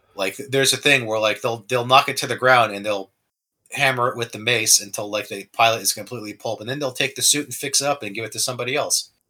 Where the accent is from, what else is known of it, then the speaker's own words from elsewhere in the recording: New Jersey, United States; I was raised in New Jersey where I was Christian